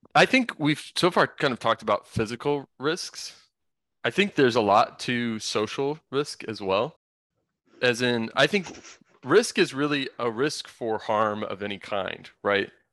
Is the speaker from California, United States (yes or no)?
no; Indiana, United States; I grew up in suburbia in Indiana